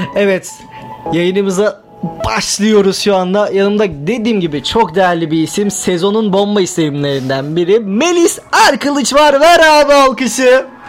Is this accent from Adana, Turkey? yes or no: yes; Adana, Turkey; moved away; Adanalı olduğum için, Adana'dan geldiğim için